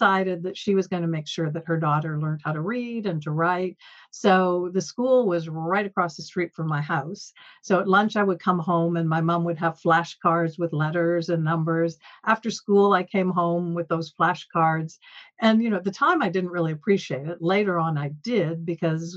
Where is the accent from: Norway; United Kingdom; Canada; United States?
Canada; Peterborough, Ontario; also born or lived in Toronto; I was born in Toronto, but at age five moved to Peterborough, which was a smaller town